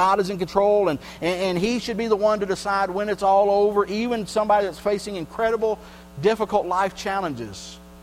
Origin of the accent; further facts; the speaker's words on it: Texas, United States; I grew up in Texas